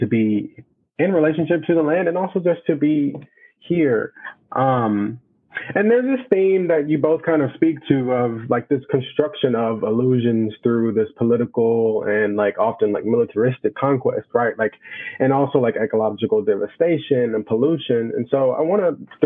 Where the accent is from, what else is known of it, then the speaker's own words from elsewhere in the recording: Mississippi, United States; I'm from Mississippi